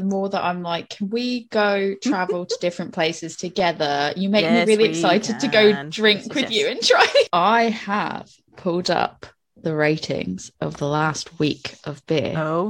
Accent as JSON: {"language": "English", "region": "New England", "country": "United States", "said": "So it's like, you can tell I'm from New England."}